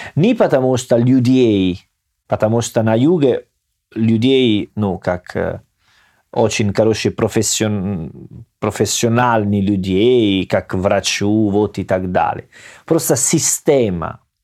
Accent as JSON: {"language": "Russian", "town": "Salerno", "region": "Campania", "country": "Italy", "accent": "Salernitano", "second_language": "Russian", "moved": "yes", "said": "Я из Салерно"}